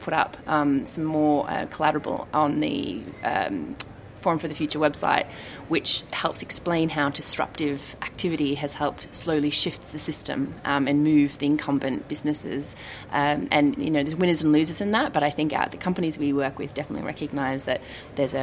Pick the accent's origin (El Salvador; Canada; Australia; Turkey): Australia; I'm Australian